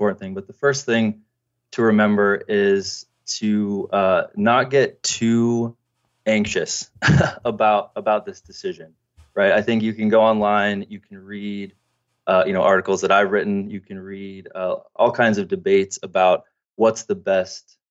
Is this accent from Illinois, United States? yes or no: no; Texas, United States; I was from Texas